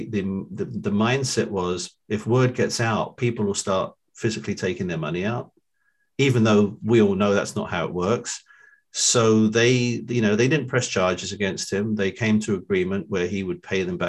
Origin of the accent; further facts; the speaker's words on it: London, United Kingdom; moved away as an adult; also born or lived in Philadelphia region / New Jersey; now in Cherry Hill, United States; I'm from London.